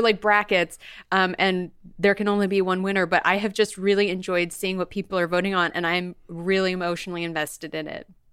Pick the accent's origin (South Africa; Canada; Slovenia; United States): United States; Bakersfield, California; I'm from Bakersfield, California